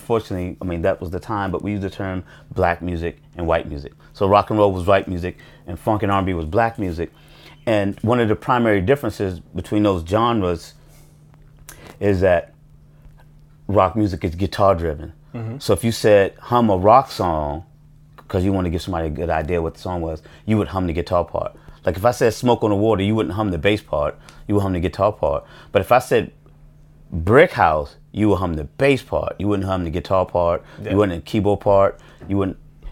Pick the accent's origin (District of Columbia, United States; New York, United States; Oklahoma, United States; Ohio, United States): District of Columbia, United States; Washington; I grew up in a hood in Washington, D.C.